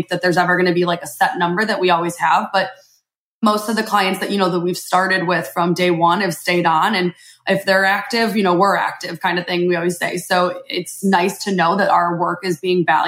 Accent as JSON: {"language": "English", "town": "Chicago", "region": "Illinois", "country": "United States", "tie": "born or raised there", "moved": "yes", "said": "I'm from Chicago originally"}